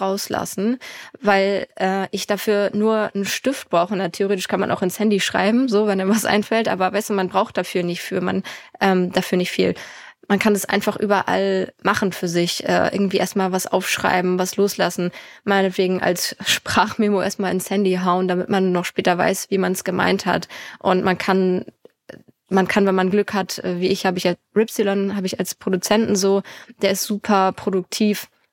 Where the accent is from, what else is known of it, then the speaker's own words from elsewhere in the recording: Lübeck, Schleswig-Holstein, Germany; Ich komme ja aus Lübeck und ich wohne auch immer noch